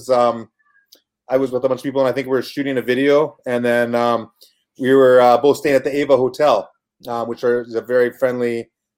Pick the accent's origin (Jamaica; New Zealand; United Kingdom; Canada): Canada; Kamloops, British Columbia; moved away as an adult; also born or lived in Vancouver / Houston, Texas; I was born in Vancouver, raised in Kamloops with a few small stops in like Adams Lake in the middle of BC